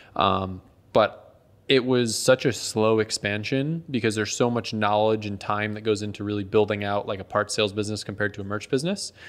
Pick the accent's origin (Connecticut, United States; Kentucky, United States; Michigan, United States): Connecticut, United States; moved away; I grew up in Connecticut